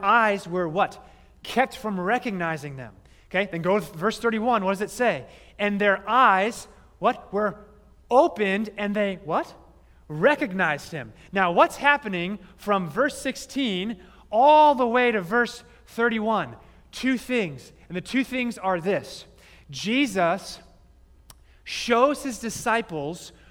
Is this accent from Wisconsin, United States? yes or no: no; Phoenix, Arizona, United States; I grew up in Phoenix